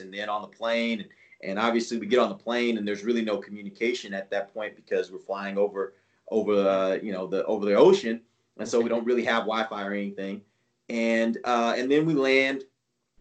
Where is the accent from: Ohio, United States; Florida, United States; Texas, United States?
Texas, United States; Houston; I grew up in Houston